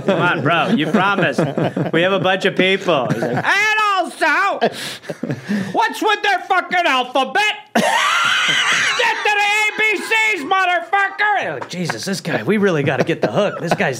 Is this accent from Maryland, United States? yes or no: no; Wisconsin, United States; moved away; also born or lived in Idaho / California; when I was growing up in Wisconsin